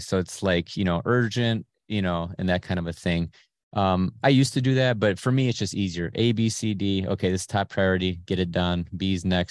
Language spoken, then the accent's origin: English; Cleveland, Ohio, United States; I was born in Cleveland proper, you know, in the hood